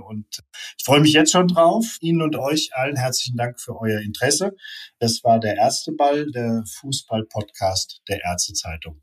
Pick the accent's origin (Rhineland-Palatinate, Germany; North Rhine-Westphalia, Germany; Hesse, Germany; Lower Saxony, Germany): Hesse, Germany; Offenbach am Main; Ich komme aus Offenbach